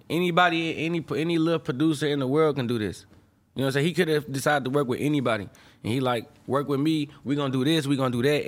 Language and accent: English; St. Louis, Missouri, United States; moved away as an adult; also born or lived in Chicago; I'm from Saint Louis, fool. Like, where I'm from, high school, not even a necessity